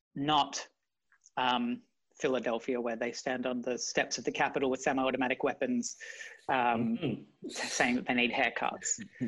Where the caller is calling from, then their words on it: London, United Kingdom; I'm in London, in East London.